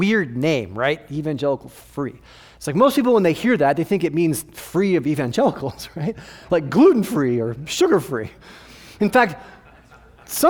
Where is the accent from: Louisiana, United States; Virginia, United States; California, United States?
California, United States; Southern; moved away as an adult; now in Phoenix, United States; I'm originally from Southern California